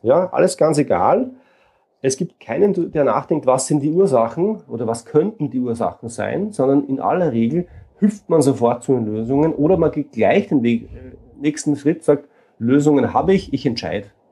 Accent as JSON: {"language": "German", "country": "Austria", "said": "Ich komme aus Österreich und lebe in Wien"}